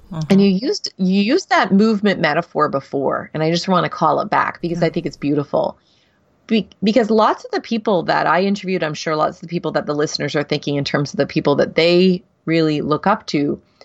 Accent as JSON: {"language": "English", "country": "Canada", "said": "I'm Canadian"}